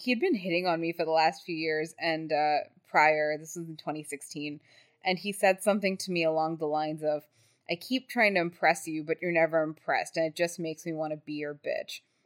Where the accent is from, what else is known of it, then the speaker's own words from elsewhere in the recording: Texas, United States; I was from Texas